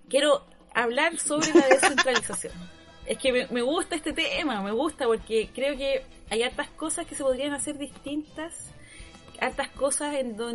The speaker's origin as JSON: {"language": "Spanish", "region": "Valparaíso", "country": "Chile", "said": "Oiga, yo soy de Valpito. ...¿te sabía eso? ¿Sabía que yo soy de Valparaíso?"}